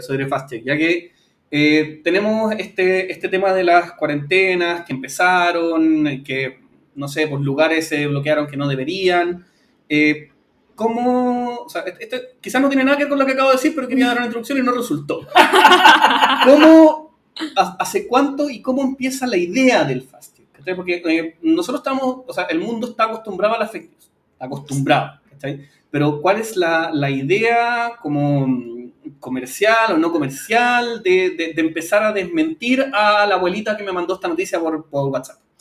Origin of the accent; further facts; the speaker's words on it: Chile; nosotros como chilenos